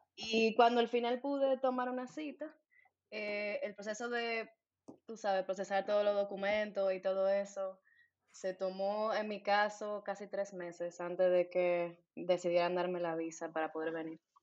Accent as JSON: {"language": "Spanish", "town": "Santo Domingo", "region": "Distrito Nacional", "country": "Dominican Republic", "moved": "as an adult", "lives_now": "Berlin, Germany", "said": "Soy de Santo Domingo, República Dominicana."}